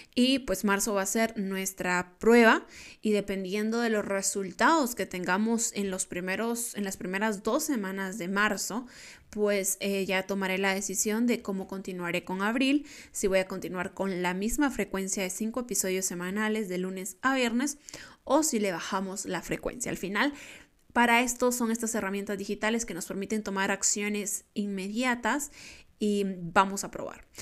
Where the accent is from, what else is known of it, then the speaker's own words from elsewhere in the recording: Guatemala; yo soy de Guatemala